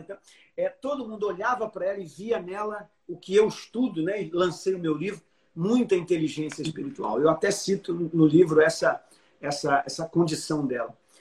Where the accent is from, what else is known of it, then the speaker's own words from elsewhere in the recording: Brazil; eu sou do Brasil